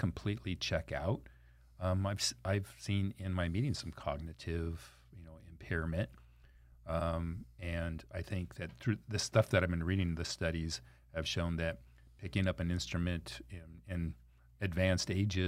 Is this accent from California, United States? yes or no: yes; Anaheim, California, United States; I grew up in Anaheim public school system.